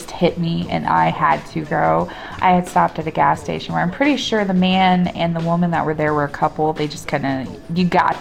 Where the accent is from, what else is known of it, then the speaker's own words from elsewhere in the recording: Midwest, United States; As a Midwesterner